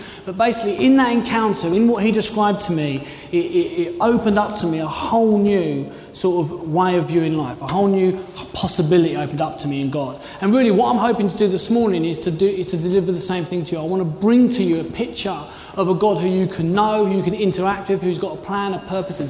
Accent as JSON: {"language": "English", "region": "London", "country": "United Kingdom", "lives_now": "Dorchester, United Kingdom", "said": "I came from London. I wanted to be in the big city."}